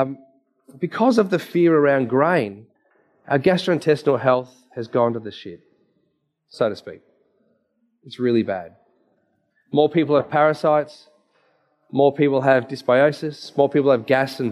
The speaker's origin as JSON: {"language": "English", "town": "Dandenong", "region": "Victoria", "country": "Australia", "tie": "born or raised there", "said": "I grew up in Dandenong."}